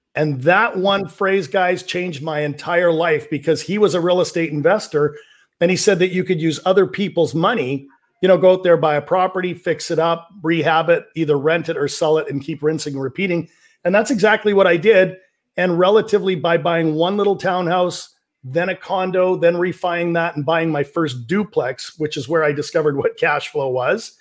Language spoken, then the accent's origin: English; Vancouver, British Columbia, Canada; I'm from Vancouver, British Columbia, Canada